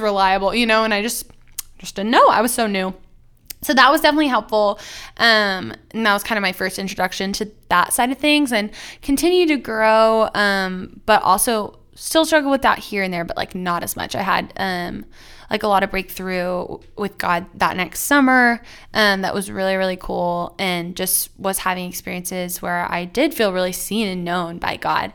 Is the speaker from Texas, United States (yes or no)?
yes; Plano, Texas, United States; I grew up in Plano, Texas, which is just north of Dallas